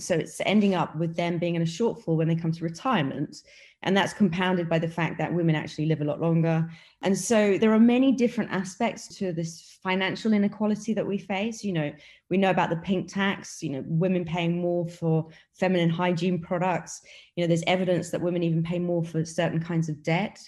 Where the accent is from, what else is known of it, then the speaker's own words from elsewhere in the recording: United Kingdom; accent: British; moved away as an adult; also born or lived in New York / Beijing / Hong Kong; now in Dubai, United Arab Emirates; I'm from the UK, as you can probably tell by my British accent. But I left the UK many, many years ago